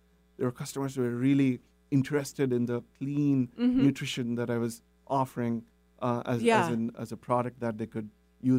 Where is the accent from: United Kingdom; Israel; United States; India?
India; moved away; growing up in India